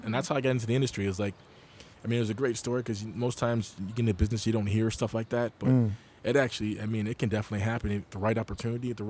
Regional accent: Rochester, New York, United States; moved away as an adult; also born or lived in Buffalo, New York / Syracuse, New York; now in New York City, United States; I grew up in Rochester, New York

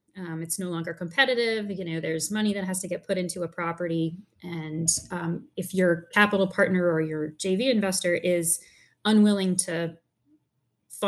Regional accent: Wappingers Falls, New York, United States; I grew up in a place called Wappingers Falls in New York

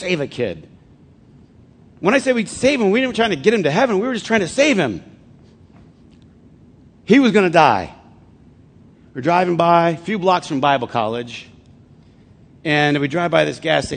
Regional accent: Flint, Michigan, United States; I'm from Flint

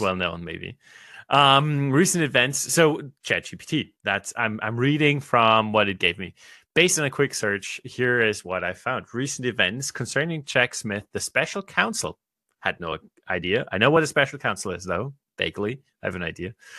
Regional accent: Australia; for me as an Australian

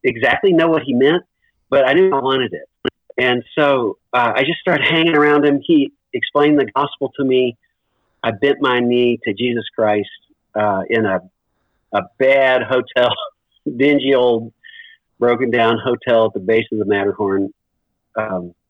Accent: Owensboro, Kentucky, United States; moved away as an adult; also born or lived in Louisville, Kentucky / Erbil, Iraq; I grew up in Kentucky. I was born here in Louisville, Kentucky, where I am right now. And my dad was a doctor in Owensboro, Kentucky, orthopedic surgeon. So I grew up there

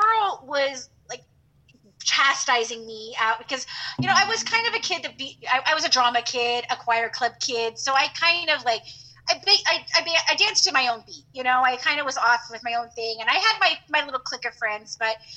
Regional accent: California, United States; moved away; I grew up in California.

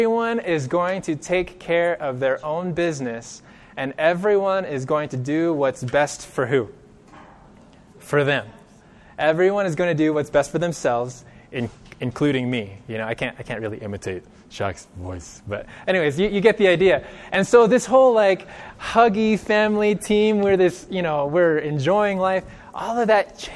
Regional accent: Bakersfield, California, United States; I grew up in California. I grew up in Bakersfield, which is relatively close to Los Angeles.

